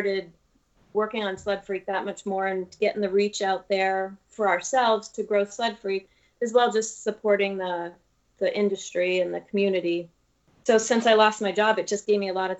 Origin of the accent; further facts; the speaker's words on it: Buffalo, New York, United States; I grew up in Buffalo